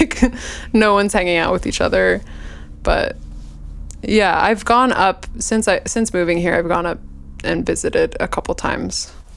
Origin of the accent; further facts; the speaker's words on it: Bay Area, California, United States; moved away as an adult; also born or lived in Walla Walla, Washington / Seattle, Washington; I grew up in the Bay Area in California.